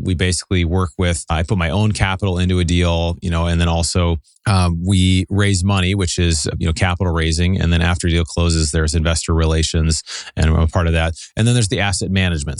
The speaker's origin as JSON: {"language": "English", "town": "Seattle", "region": "Washington", "country": "United States", "tie": "born or raised there", "also_born_or_lived": "Southern California", "moved": "as an adult", "lives_now": "Pasadena, United States", "said": "So I grew up in Seattle, moved down in college to Southern California"}